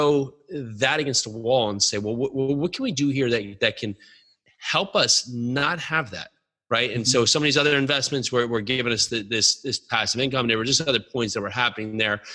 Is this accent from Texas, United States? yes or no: no; New Jersey, United States; Born and raised in New Jersey